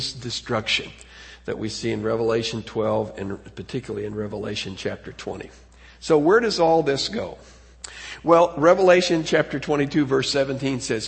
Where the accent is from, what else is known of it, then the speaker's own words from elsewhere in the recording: United States; as an American